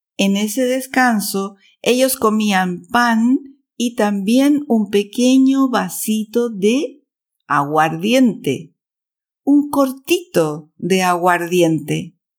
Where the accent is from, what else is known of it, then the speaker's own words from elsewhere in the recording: Chile; now in Switzerland; chilena, vivo en Suiza